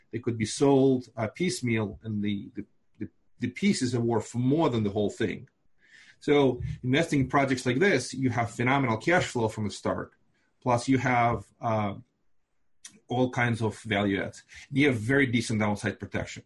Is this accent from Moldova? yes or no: yes; Moldova; first language Russian; English is a second language; also born or lived in Binghamton, New York; now in Brooklyn, United States; I live in Brooklyn, New York. Uh, I'm originally from Moldova